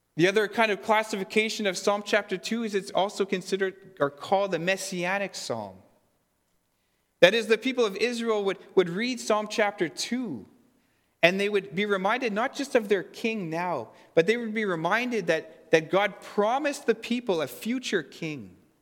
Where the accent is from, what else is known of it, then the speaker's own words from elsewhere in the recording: Fisher River Cree Nation, Manitoba, Canada; now in Kleefeld, Canada; I'm from Fisher River Cree Nation